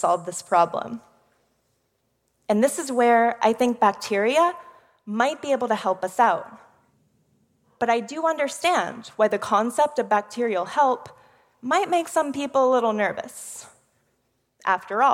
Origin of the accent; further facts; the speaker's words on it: Houston, Texas, United States; I'm from one of the most polluted cities in America, Houston, Texas. In my hometown